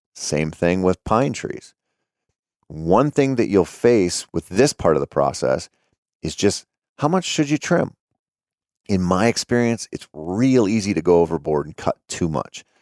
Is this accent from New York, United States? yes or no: no; Minnesota, United States; growing up in Minnesota.